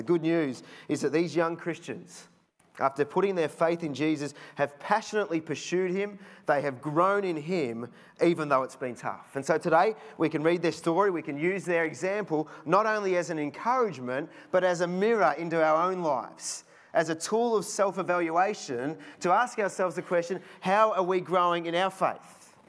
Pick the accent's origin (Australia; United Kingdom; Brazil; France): United Kingdom; Cheltenham, South West England; Remember a few years ago in the house that we grew up in Cheltenham, we lived at the end of a court and it was on a slight sort of slope down.